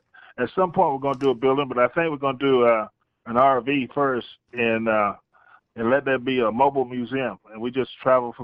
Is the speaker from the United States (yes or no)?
yes; Fayetteville, North Carolina, United States; my hometown, Fayetteville, North Carolina.